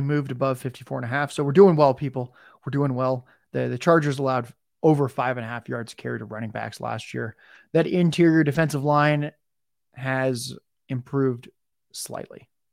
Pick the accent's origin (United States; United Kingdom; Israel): United States; San Diego, California; I grew up in San Diego.